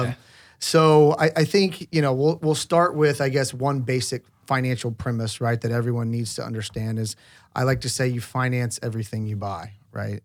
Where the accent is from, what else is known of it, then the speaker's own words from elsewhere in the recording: Oklahoma, United States; I grew up in Oklahoma